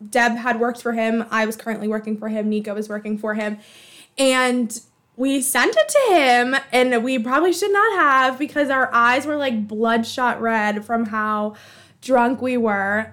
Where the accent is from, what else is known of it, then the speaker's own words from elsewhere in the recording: Boston, Massachusetts, United States; I'm from Alston